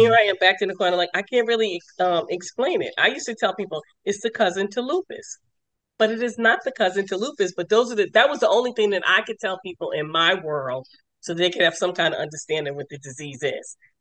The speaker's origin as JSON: {"language": "English", "region": "New York", "country": "United States", "also_born_or_lived": "Lorton, Virginia", "moved": "yes", "lives_now": "Maryland, United States", "said": "I'm originally from New York"}